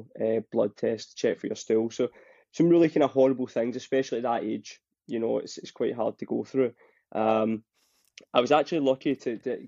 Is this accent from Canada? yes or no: no; Scotland, United Kingdom; accent: Scottish; as you can tell with my accent, I'm Scottish